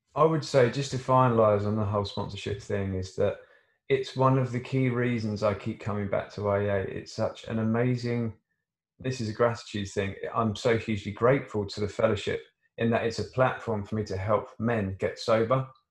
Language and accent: English; Surrey, South East England, United Kingdom; I come from Surrey